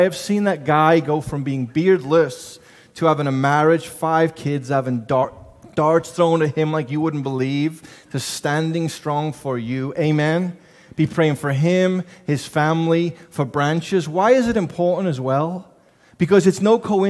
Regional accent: England, United Kingdom; moved away; I'm from England. I don't have an accent.

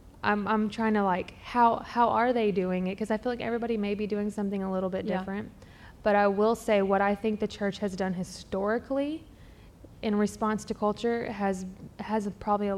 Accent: the Bible Belt, United States; I grew up in Bible Belt church culture

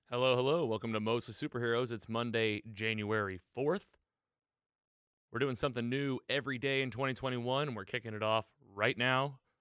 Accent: Missouri, United States; my home state of Missouri

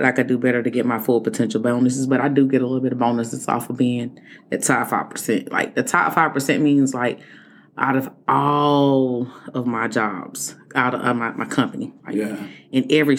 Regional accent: Nicholtown, South Carolina, United States; I'm from Nickel Town.

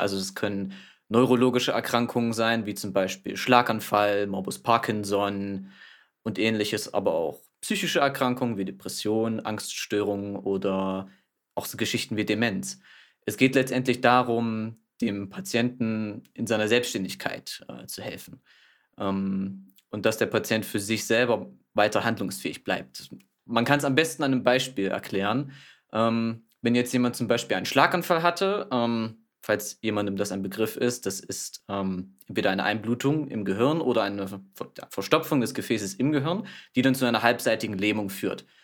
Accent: Thuringia, Germany; komme gebürtig aus Thüringen

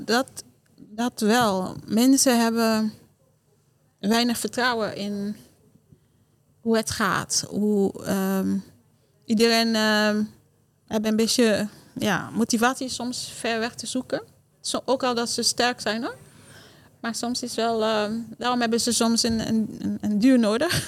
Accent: Haiti; Dutch is a second language; now in Netherlands; Dus bijvoorbeeld die dorp waar ik vandaan kom. Het is een dorp dat... Eh, ja, ik ben daar opgegroeid zonder luxe, zonder stroom

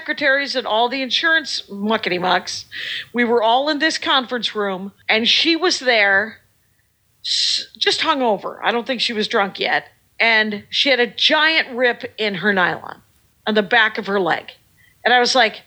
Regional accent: Milwaukee, Wisconsin, United States; now in Minneapolis, United States; we're from Milwaukee

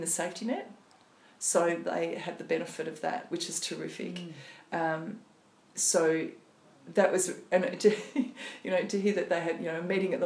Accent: the Riverina, New South Wales, Australia; now in Port Stephens, Australia; so I grew up in the Riverina and obviously now I'm in Port Stephens

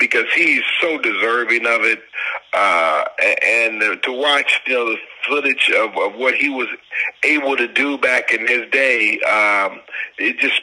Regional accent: Detroit, Michigan, United States; born or raised there; moved away as an adult; also born or lived in St. Louis / Pittsburgh

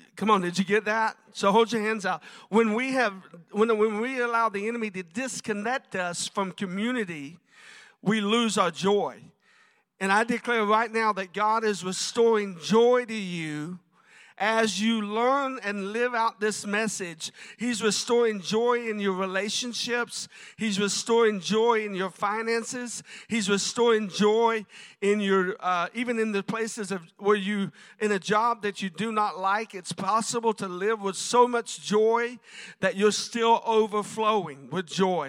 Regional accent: South Florida, United States; I grew up in South Florida

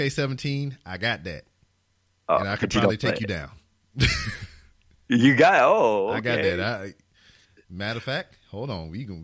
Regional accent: Louisiana, United States; I'm from Louisiana

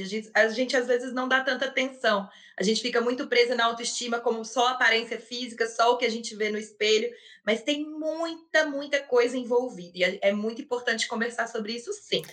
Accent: Belo Horizonte, Minas Gerais, Brazil; eu tenho 26 anos e sou aqui de Belo Horizonte

